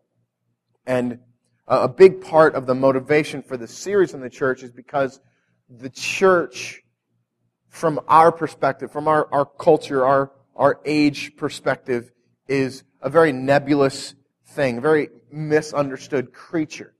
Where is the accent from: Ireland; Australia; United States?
United States; North County, Missouri; I came from North County